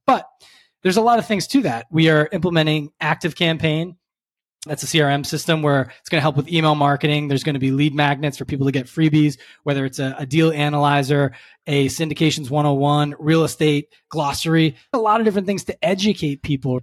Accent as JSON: {"language": "English", "area": "Cape Cod", "region": "Massachusetts", "country": "United States", "tie": "born or raised there", "moved": "yes", "lives_now": "Philadelphia, United States", "said": "Grew up in Cape Cod, Massachusetts."}